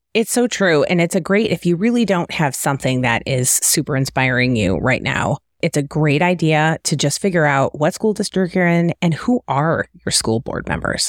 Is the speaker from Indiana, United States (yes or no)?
no; Detroit, Michigan, United States; also born or lived in Cleveland / Kansas City Metro; now in Kansas City, United States; I'm from the Detroit area originally